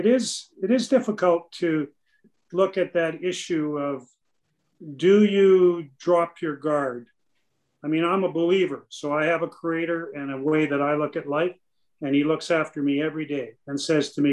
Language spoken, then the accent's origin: English; Canada; as a Canadian